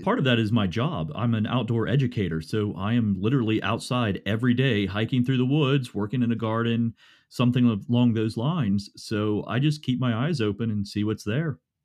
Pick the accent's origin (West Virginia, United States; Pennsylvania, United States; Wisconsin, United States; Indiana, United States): West Virginia, United States; Morgantown; I grew up here in Morgantown, West Virginia